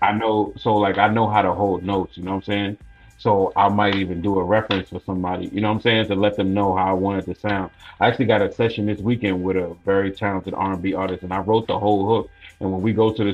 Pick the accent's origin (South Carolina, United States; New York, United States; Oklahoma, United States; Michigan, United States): New York, United States; Long Island; also born or lived in Bronx, New York; I grew up in Long Island